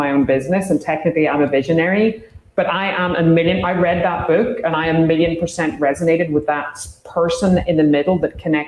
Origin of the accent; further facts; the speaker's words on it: Ireland; I'm Irish